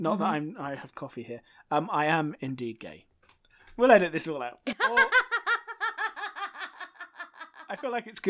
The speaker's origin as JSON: {"language": "English", "country": "United Kingdom", "said": "Being a British person"}